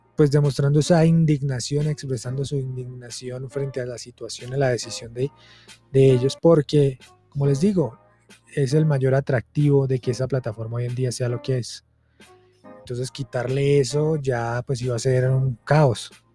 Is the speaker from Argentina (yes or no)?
no; Colombia; Vengo de Colombia, soy de Colombia y vengo de un departamento que tiene esta frase jodas